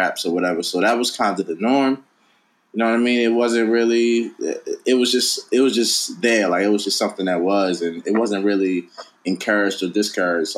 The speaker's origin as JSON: {"language": "English", "town": "Baltimore", "region": "Maryland", "country": "United States", "tie": "born or raised there", "said": "I grew up in Baltimore, Maryland"}